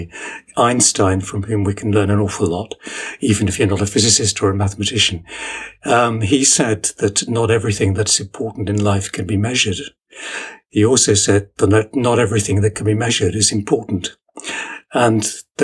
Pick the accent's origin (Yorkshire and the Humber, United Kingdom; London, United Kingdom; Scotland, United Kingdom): London, United Kingdom; Ilford; moved away as an adult; also born or lived in Newcastle upon Tyne; now in Sheffield, United Kingdom; Most of my formative years were spent growing up on the east side of London, in Ilford in Essex.